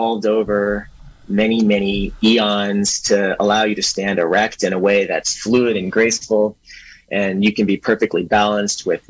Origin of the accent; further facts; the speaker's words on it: Berkeley, California, United States; also born or lived in New York City, United States; now in Willits, United States; And I'm originally from Berkeley. That's where I grew up